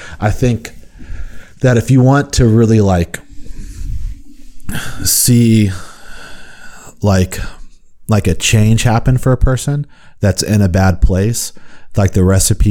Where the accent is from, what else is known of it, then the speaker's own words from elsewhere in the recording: Houston, Texas, United States; I grew up in Houston